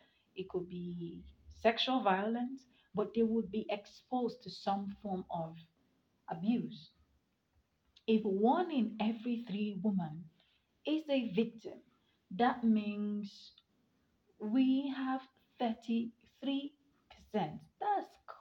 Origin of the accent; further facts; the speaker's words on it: Nigeria; as a Nigerian